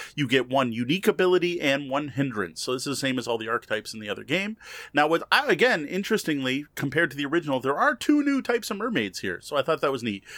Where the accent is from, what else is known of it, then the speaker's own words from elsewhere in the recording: Canada; as a Canadian